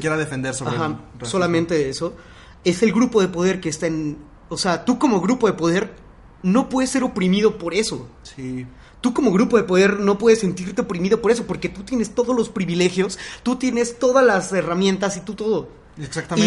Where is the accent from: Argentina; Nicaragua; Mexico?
Mexico; ¿Qué nos define como mexicanos?